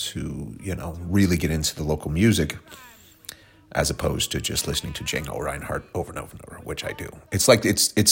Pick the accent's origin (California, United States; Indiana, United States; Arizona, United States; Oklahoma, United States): Oklahoma, United States; Tulsa; accent: Oklahoma; moved away; we're coming to you from my hometown of Tulsa, Oklahoma